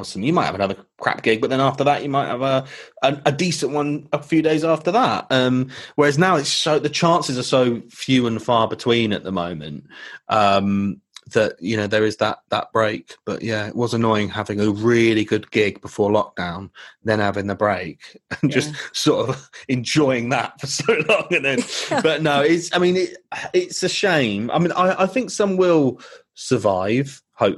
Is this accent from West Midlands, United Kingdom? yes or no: no; Swindon, South West England, United Kingdom; my hometown in Swindon